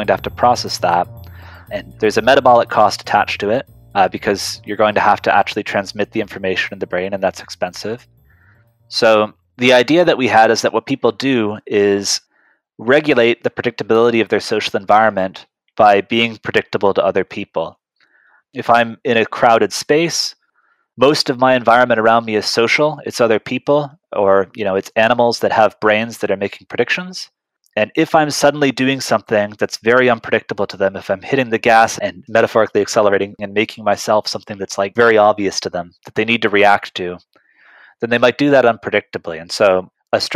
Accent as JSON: {"language": "English", "region": "Nova Scotia", "country": "Canada", "tie": "born or raised there", "moved": "as an adult", "lives_now": "Boston, United States", "said": "I grew up in Nova Scotia in Canada, so for Americans, just across from Maine"}